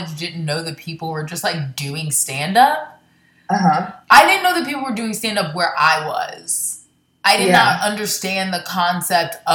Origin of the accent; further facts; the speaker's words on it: Jacksonville, Florida, United States; moved away; also born or lived in Baltimore, Maryland; I was born in Baltimore, but I grew up in Florida